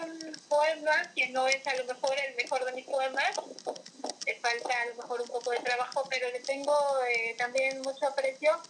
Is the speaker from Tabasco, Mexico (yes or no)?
yes; Tabasco, Mexico; yo vivo en el trópico, yo soy tabasqueña. Entonces vivo en el trópico, en, en mi lugar de origen es cálido, es verde, es florido